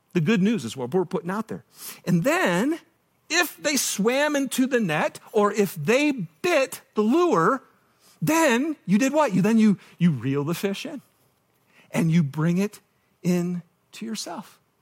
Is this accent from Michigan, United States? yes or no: yes; Michigan, United States; moved away; I'm from Michigan